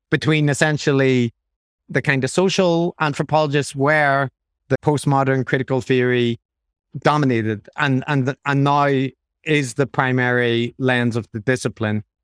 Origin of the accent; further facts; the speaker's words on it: Ireland; as an Irish person